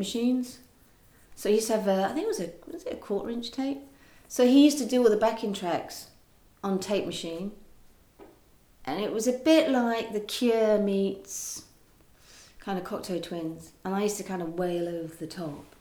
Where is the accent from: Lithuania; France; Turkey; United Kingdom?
United Kingdom; West Country, South West England; I grew up in the West Country